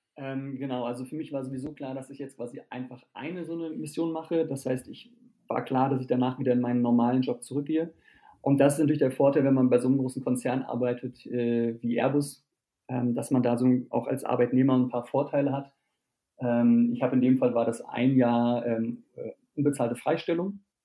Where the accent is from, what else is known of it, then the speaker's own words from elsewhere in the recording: Germany; bei uns in Deutschland und in Europa